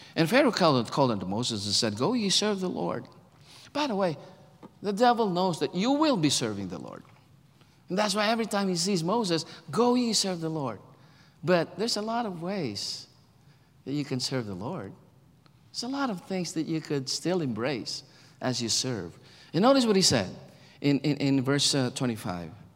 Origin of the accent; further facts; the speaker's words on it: Philippines; moved away as an adult; now in United States; I'm a Filipino, born in the Philippines, grew up in the Philippines